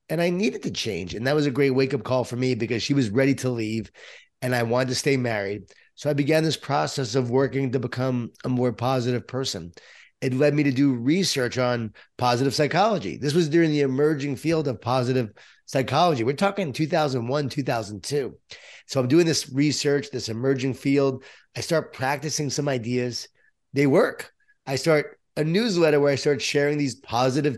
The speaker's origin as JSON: {"language": "English", "area": "Long Island", "region": "New York", "country": "United States", "tie": "born or raised there"}